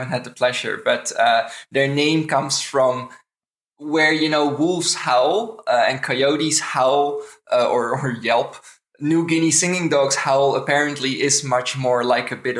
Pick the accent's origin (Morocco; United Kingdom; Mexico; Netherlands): Netherlands; moved away as an adult; now in Canada; I'm originally from the Netherlands. I've lived in Canada for about 8.5 years now